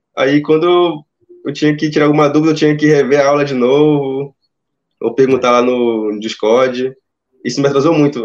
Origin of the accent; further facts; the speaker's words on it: Itacoatiara, Amazonas, Brazil; Eu sou aqui do Amazonas, eu tô na cidade de Itacoatiara